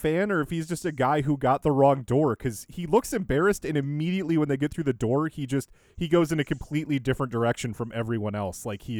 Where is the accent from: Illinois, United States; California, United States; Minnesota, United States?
Minnesota, United States; Dave and I are from Minnesota, so we're not too far from Iowa.